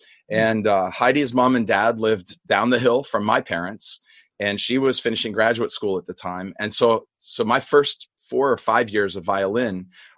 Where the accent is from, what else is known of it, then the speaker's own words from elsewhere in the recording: Indiana, Pennsylvania, United States; now in North Carolina, United States; I grew up in Western Pennsylvania, not far from Pittsburgh, in the little college town of Indiana, Pennsylvania.